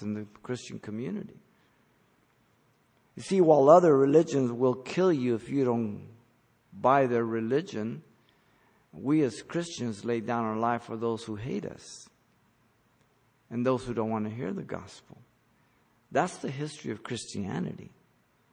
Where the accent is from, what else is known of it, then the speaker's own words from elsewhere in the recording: Mexico City, Mexico; moved away; I was born in Mexico City